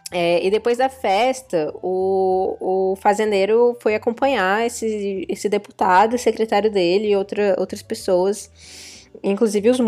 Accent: Pernambuco, Brazil; Pra quem não sabe, eu nasci no Nordeste, inclusive. Não tenho mais sotaque, mas eu sou de Pernambuco.

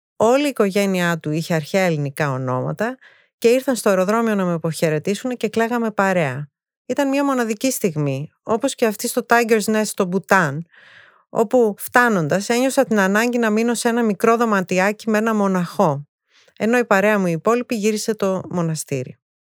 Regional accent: Thessaloniki, Central Macedonia, Greece; also born or lived in England / United States / Japan; Γεννήθηκα στη Θεσσαλονίκη πριν 51 χρόνια.

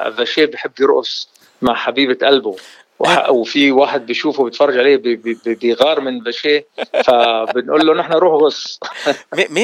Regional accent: Beirut, Beirut Governorate, Lebanon; also born or lived in Jordan; قلت لك نحن بس صارت الحرب آه، ببيروت بال70 الله لا يعيد الايام هذيك هربنا على الاردن ولهجتي تاردنت

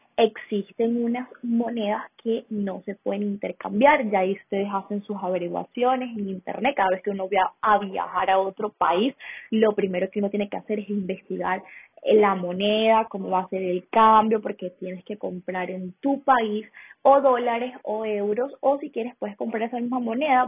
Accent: Venezuela; now in Colombia; soy de Venezuela, vivo en Colombia actualmente

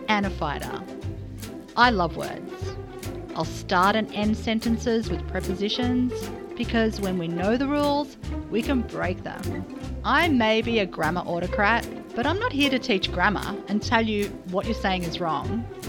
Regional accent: Australia; as an Australian

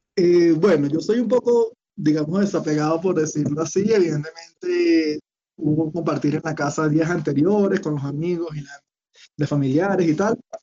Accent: Caracas, Capital District, Venezuela; moved away as an adult; also born or lived in Cali, Colombia; now in Bogotá, Colombia; hay un amigo mío que crecimos casi juntos en Venezuela

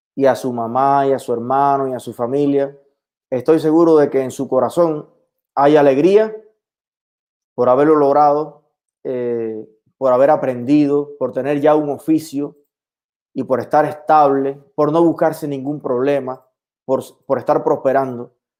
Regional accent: El Yarey de Vázquez, Las Tunas, Cuba; moved away; ¿Qué hay en mi pueblo hoy?

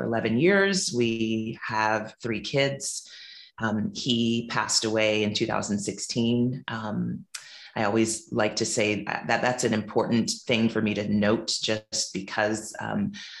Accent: Silicon Valley, California, United States; moved away as an adult; also born or lived in New Orleans, Louisiana; now in Montego Bay, Jamaica; was raised in predominantly white spaces in what is now the Silicon Valley in California, and went to Christian private schools, which were white, the majority of my childhood

